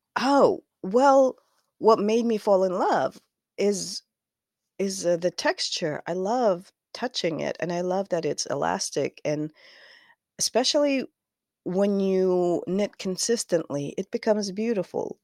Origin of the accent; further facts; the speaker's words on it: Kazakhstan; moved away as an adult; now in United States; I am from Kazakhstan. Uh, m, I moved to the U S in two thousand thirteen